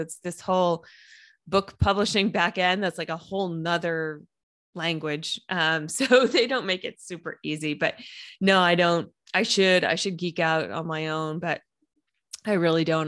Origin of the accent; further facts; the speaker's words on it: a suburb of Boston, Massachusetts, United States; also born or lived in New Hampshire; I grew up outside of Boston in a, a suburb of Boston